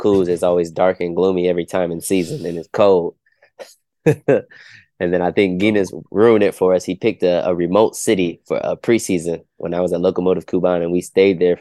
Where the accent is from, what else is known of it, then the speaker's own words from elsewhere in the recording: Ohio, United States; I'm from Ohio